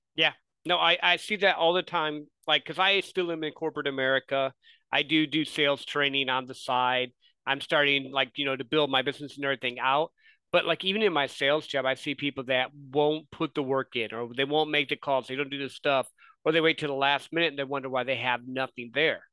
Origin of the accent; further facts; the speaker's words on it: Midwest, United States; I grew up in the Midwest